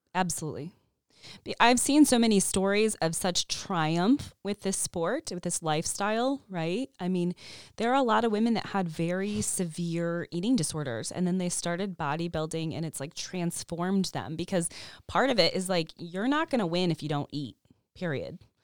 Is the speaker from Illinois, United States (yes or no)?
yes; Chicago, Illinois, United States; moved away as an adult; also born or lived in San Francisco; when I moved from San Francisco to Chicago, back to Chicago, I'm from here